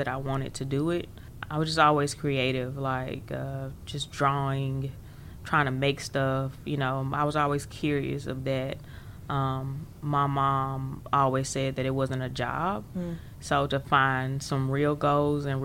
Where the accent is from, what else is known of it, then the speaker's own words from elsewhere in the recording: Jackson, Mississippi, United States; I actually grew up right here in Jackson, in this very area, downtown Jackson, really close to Ferris Street